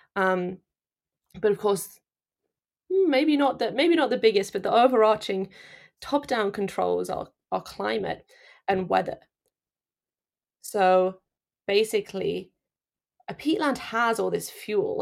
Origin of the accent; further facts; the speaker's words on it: Nottinghamshire, East Midlands, United Kingdom; moved away as an adult; also born or lived in Leeds; now in Canada; I'm from Nottinghamshire. Um, sort of smack bang in the middle of the country.